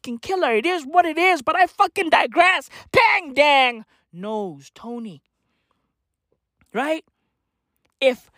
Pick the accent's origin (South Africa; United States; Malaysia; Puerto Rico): South Africa; I'm a black kid in South Africa